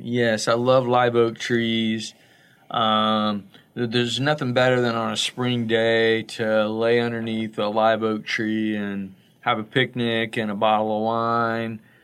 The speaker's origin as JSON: {"language": "English", "region": "Florida", "country": "United States", "said": "I'm from Florida"}